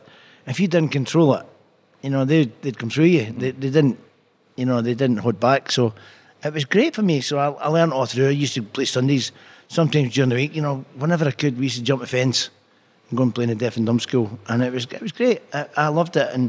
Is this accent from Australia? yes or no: no; Glasgow, Scotland, United Kingdom; also born or lived in Springburn, Glasgow; I grew up in the Moulton before I played football